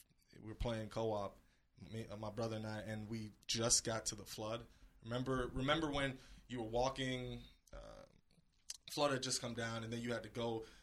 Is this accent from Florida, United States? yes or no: yes; Miami, Florida, United States; moved away; I'm originally from Miami, really rough place.